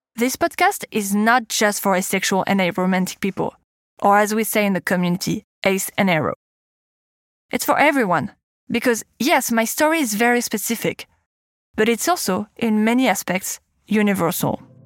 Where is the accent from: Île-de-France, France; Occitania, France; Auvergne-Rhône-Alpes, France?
Île-de-France, France; Paris; accent: French; English is a second language; As you might have guessed from my accent, I'm French. I was born and raised in Paris, the city of love.